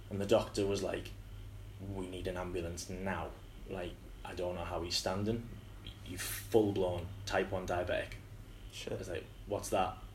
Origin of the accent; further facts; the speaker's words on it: Hartlepool, North East England, United Kingdom; So yeah, like growing up in Hartlepool's a bit rough.